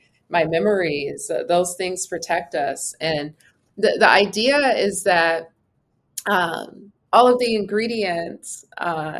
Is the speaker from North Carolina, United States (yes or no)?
no; Los Angeles, California, United States; I am from Los Angeles